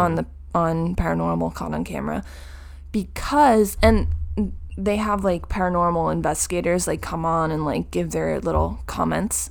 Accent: New Jersey, United States; we are from New Jersey

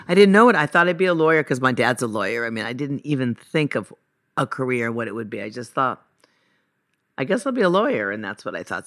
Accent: Los Angeles, California, United States; also born or lived in Encino; I was born in Sherman Oaks

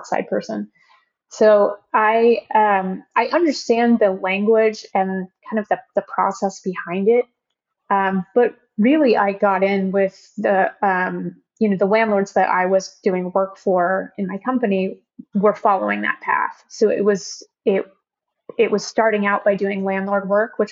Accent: Oklahoma, United States; now in San Francisco Bay Area, United States; We're both from Oklahoma

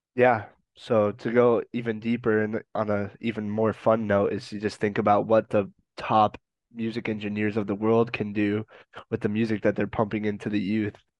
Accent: Colorado, United States; I'm from Colorado

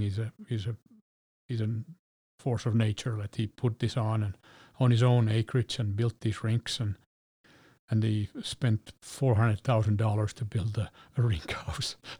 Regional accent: Helsinki, Uusimaa, Finland; My hometown of Helsinki.

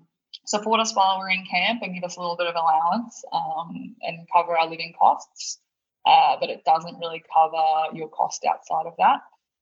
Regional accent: Townsville, Queensland, Australia; moved away as an adult; also born or lived in Brisbane / Italy / Spain; now in Sydney, Australia; I'm from North Queensland. I was born and raised in Townsville. To further my water polo career, I was asked to move down to Brisbane

